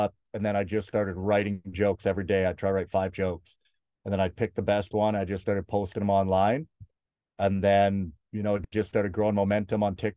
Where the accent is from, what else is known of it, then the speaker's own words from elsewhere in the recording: Prince George, British Columbia, Canada; moved away; I'm originally from Prince George